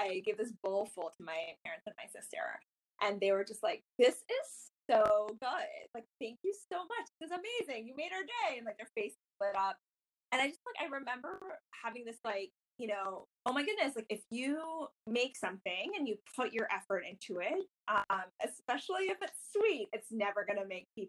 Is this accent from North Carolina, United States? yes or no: yes; North Carolina, United States; I grew up in North Carolina